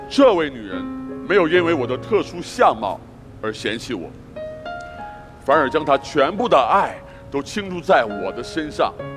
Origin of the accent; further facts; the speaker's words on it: Liaoning, China; 我是来自辽宁的帅哥，中国最酷的男人